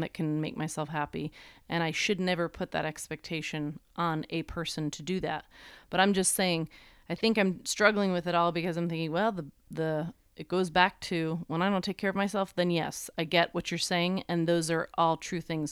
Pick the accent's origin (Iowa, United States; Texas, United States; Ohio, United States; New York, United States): New York, United States; I'm just from New York